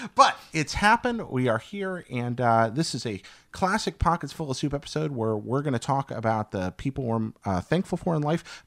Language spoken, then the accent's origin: English; American Southeast, United States; I grew up in the American Southeast